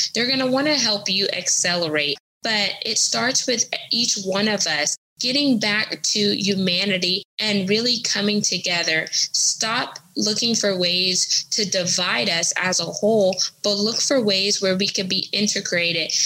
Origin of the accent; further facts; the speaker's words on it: United States; I'm American, I'm first generation American because my parents are Caribbean descent